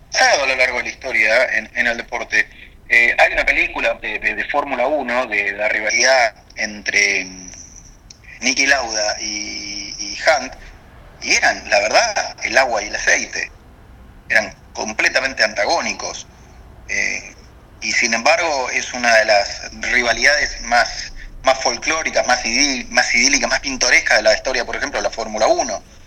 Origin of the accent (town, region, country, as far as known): Argentina